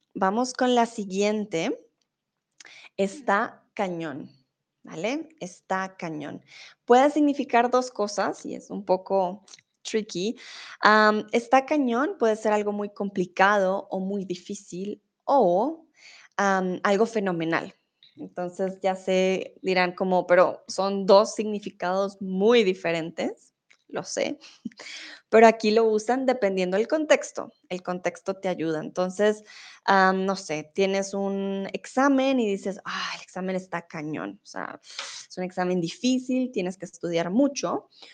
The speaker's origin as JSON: {"language": "Spanish", "country": "Colombia", "first_language": "Spanish", "moved": "yes", "lives_now": "Germany", "said": "soy de Colombia, vivo en Alemania, pero ahora estoy en México."}